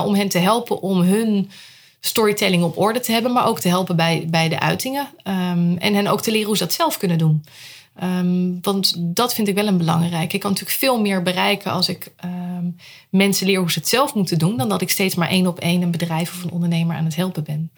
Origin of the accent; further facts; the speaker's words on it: Rotterdam, South Holland, Netherlands; moved away as an adult; now in Huizen, Netherlands; geboren in Rotterdam. Ik had het heel belangrijk om erbij te zeggen. Dat is deel van mijn identiteit.